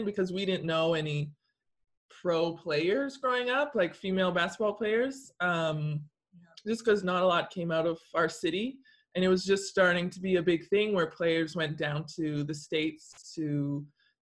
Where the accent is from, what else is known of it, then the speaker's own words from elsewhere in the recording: Edmonton, Alberta, Canada; also born or lived in France; now we're back in Canada, Edmonton, Alberta